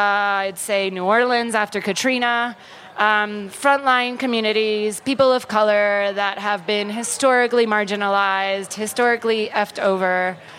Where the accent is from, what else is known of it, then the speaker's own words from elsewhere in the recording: Puerto Rico; so we call it the archipelago of Puerto Rico. We are a colony of the United States of America, which means that we're American citizens